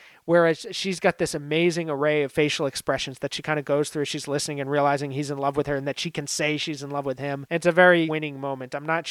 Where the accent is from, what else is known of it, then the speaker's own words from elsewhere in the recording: New Hampshire, United States; I grew up in New Hampshire, not like small kind of, I was more near the seacoast, so it's a little bit different area